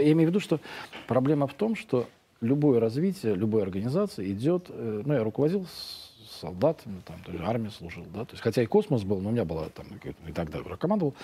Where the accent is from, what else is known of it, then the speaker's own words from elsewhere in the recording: Russia; мы из России